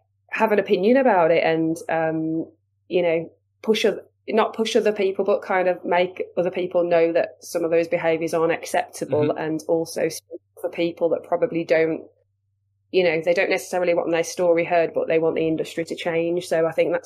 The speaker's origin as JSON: {"language": "English", "town": "Wolverhampton", "region": "West Midlands", "country": "United Kingdom", "accent": "Wolverhampton/Black Country"}